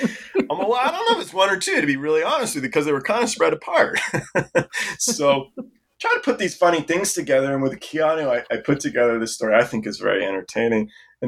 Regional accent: England, United Kingdom; born there; And my dad was English as well. I was born in England.

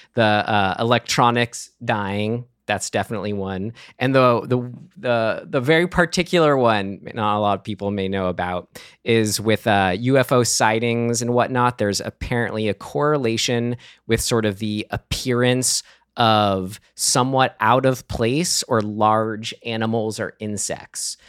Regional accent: San Rafael, California, United States; my hometown of San Rafael

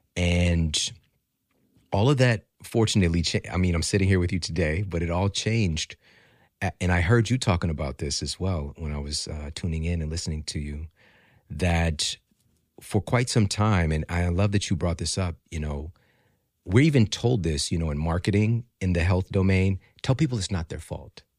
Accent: Ferguson, Missouri, United States; also born or lived in St. Louis; I'm from Ferguson, Missouri

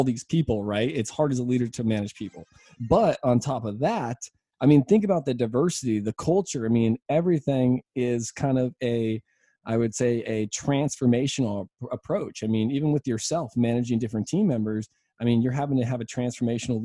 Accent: United States; I'm from the United States

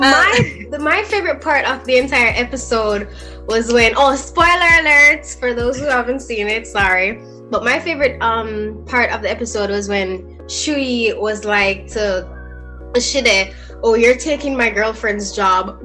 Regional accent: Jamaica; I am Jamaican

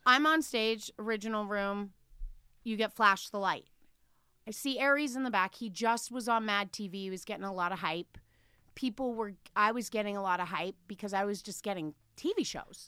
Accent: Los Angeles, California, United States; also born or lived in Palm Springs; I'm from Los Angeles, born and raised

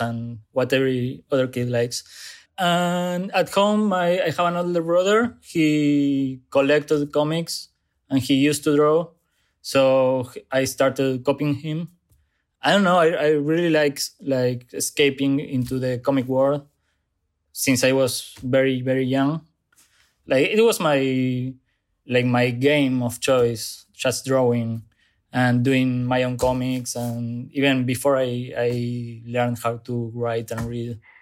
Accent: Zárate, Buenos Aires Province, Argentina; English is a second language; moved away as an adult; now in Buenos Aires, Argentina; I grew up in Zárate, a small, smaller city close to Buenos Aires

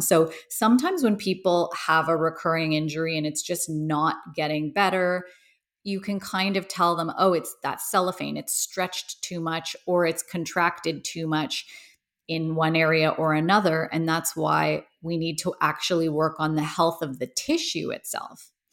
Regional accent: Toronto, Ontario, Canada; I grew up in Toronto, Canada

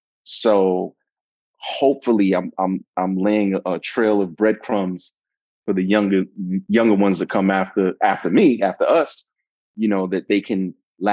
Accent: Brooklyn, New York, United States; Brooklyn is everything to me, you know. You know, I grew up in a rough environment

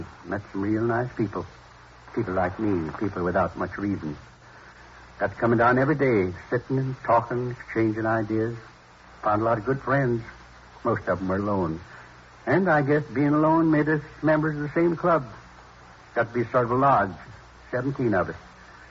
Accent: Midwest, United States; I was born in the Middle West. Tiny little town. You've probably never heard of it. Isn't on most of the map. Went to school there through the 8th grade.

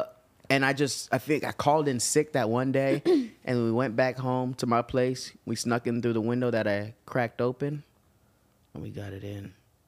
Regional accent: Canada; Oh, I'm sorry. I'm Canadian.

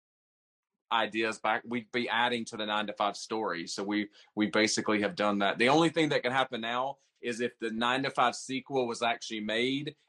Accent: North Carolina, United States; moved away as an adult; also born or lived in New York; now in Los Angeles, United States; we grew up in North Carolina

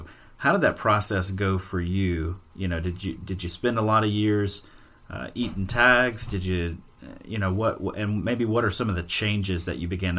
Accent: Alabama, United States; You know, growing up in Alabama and hunting there, I could usually count on one decent buck encounter for the year.

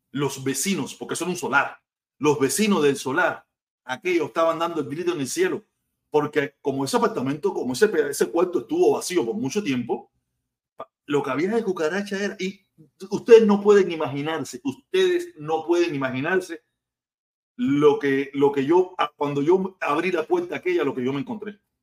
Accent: Havana, Cuba; now in United States; Yo vivía en Habana, yo vivía en Soledad, en el túnel San Miguel, en el pleno Cayo Hueso

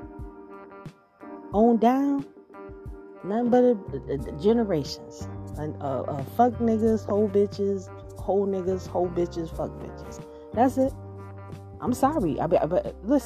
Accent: Georgia, United States; I grew up in Georgia

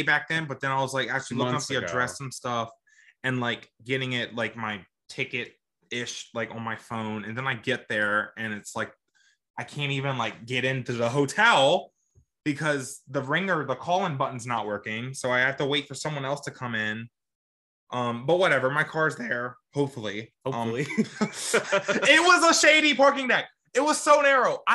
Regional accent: Richmond, Virginia, United States; I'm from Richmond, or I'm from Virginia, so Richmond's my home track.

